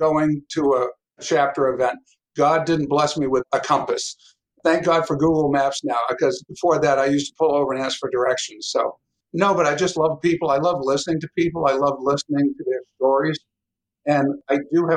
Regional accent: Pembroke, Massachusetts, United States; we grew up in Pembroke. I mean, it was like the Wonder Years. It's the best town to grow up

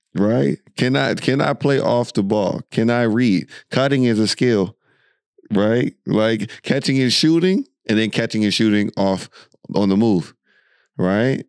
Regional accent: United States; we're from America

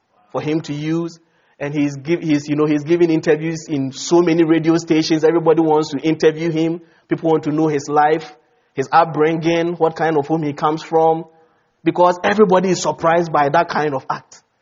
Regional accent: Ghana; moved away; Ghana, my home country

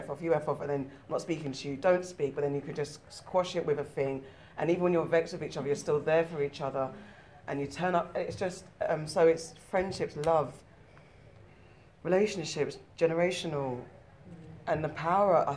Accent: Ghana; I'm West African, I'm Ghanaian

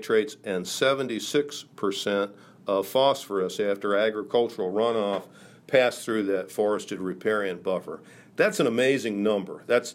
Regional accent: Carlisle, Pennsylvania, United States; my hometown of Carlisle

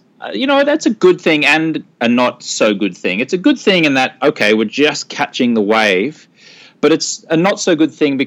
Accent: Brisbane, Queensland, Australia; moved away as an adult; now in United States; I'm from Brisbane, Australia, and I used to be a newspaper reporter

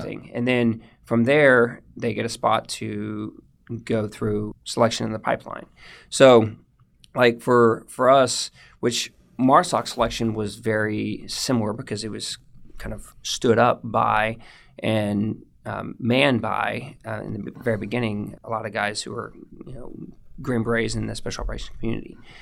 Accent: The Woodlands, Texas, United States; I grew up in the woodlands, um, in a little bit north of Houston. Um, lived there for eighteen years

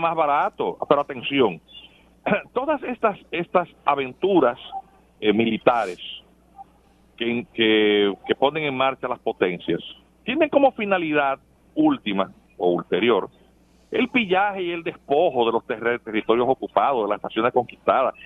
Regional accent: Dominican Republic; somos los dominicanos

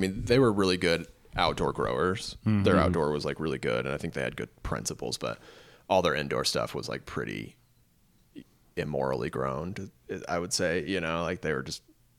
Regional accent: North Alabama, United States; moved away; also born or lived in Memphis; I'm from North Alabama originally.

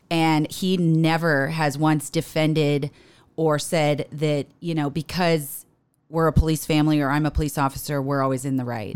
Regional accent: Paradise Valley, Arizona, United States; moved away as an adult; also born or lived in Corpus Christi, Texas; got me here to Phoenix, Arizona, where I grew up. I grew up in Paradise Valley, just off of the fifty-one in Cactus

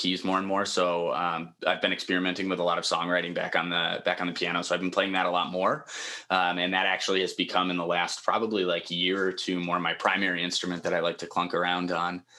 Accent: Chicago, Illinois, United States; also born or lived in Upper Peninsula, Michigan; now in Wisconsin, United States; Originally, I'm from Chicago. I was born and raised there, and my family moved to the Upper Peninsula, Michigan

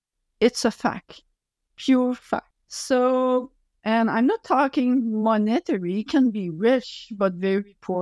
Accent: Quebec, Canada; accent: French; English is a second language; French accent and I don't speak as fast as I would like, because English is not my main language.

